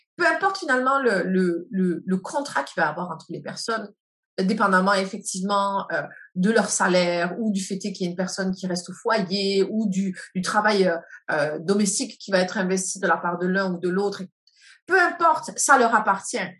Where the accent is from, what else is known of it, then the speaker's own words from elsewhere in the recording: France; moved away as an adult; now in Canada; je suis née en France et que j'ai euh, grandi, j'ai ma vie d'adulte au Canada